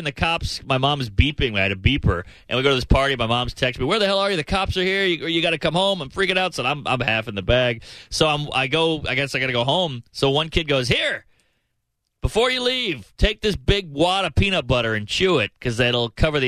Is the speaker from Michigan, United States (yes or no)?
no; New Orleans, Louisiana, United States; I grew up with in New Orleans